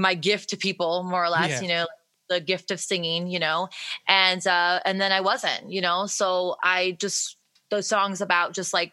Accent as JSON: {"language": "English", "town": "Detroit", "region": "Michigan", "country": "United States", "tie": "born or raised there", "moved": "as an adult", "lives_now": "Nashville, United States", "said": "I was born in Detroit and then my dad was an engineer for Ford and he actually, got relocated to Nashville when I was like really young"}